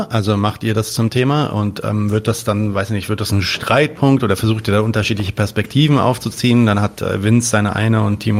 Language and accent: German; Bavaria, Germany; now in Berlin, Germany; Ich bin ja eigentlich aus Bayern, aber ich versuche immer so zu tun, ja. als wäre ich das.